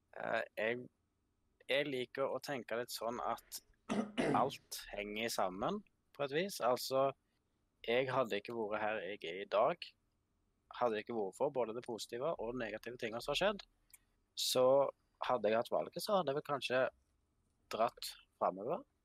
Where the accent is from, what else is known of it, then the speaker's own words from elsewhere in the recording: Vestlandet, Western Norway, Norway; moved away as an adult; now in Finnsnes, Norway; Jeg er født og oppvokst i Seidar nede på Vestlandet